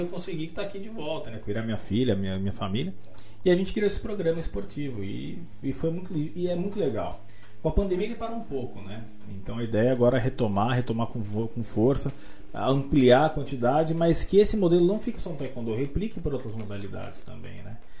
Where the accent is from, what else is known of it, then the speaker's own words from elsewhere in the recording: Boituva, São Paulo, Brazil; moved away; also born or lived in Jundiaí; eu sempre tive vontade de voltar para Boituba, que eu considero a minha terra natal